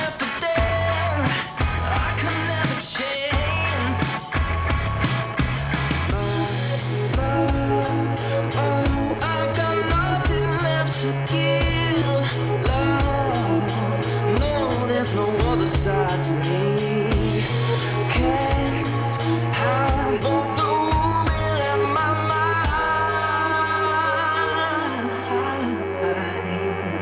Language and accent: English; Midwest, United States; I'm from the Midwest